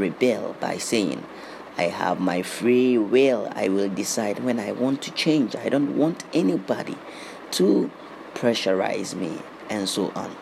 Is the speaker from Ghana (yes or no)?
yes; Ghana; I was born in Ghana.